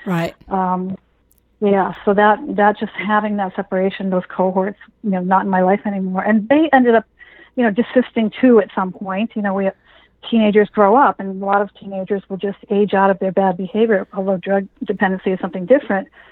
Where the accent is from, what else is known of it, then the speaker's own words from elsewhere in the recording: Massachusetts, United States; here in Massachusetts